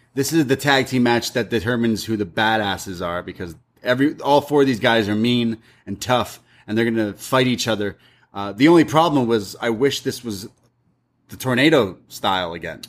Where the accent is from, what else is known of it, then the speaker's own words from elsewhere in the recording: Toronto, Ontario, Canada; I grew up in Scar, like, Scarborough area, North York area, Toronto.